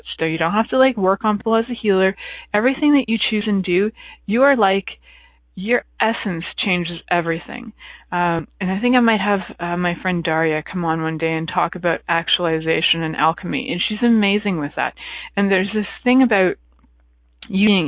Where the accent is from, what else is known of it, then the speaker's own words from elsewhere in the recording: Canada; I'm from Canada